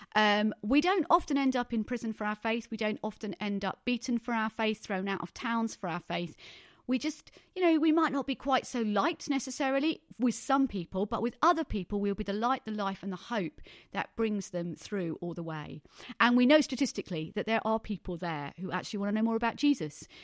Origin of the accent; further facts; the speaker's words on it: Thundersley, East of England, United Kingdom; I was brought up in the Brethren Church in Thunder Sleet in Essex